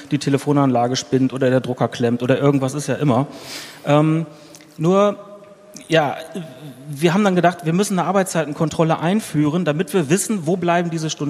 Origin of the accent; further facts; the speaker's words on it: Berlin, Germany; Ich komme hier aus Berlin und bin Mitinhaber eines kleinen Ingenieurbüros.